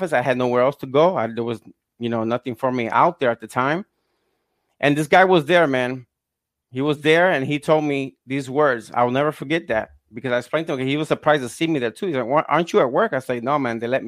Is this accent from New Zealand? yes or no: no; Fajardo, Puerto Rico; moved away; I grew up in Puerto Rico, Fajardo